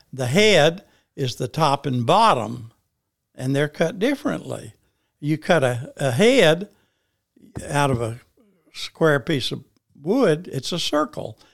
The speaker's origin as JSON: {"language": "English", "town": "Paragould", "region": "Arkansas", "country": "United States", "tie": "born or raised there", "said": "I was born in Paragould, Arkansas, March twenty-two, nineteen thirty"}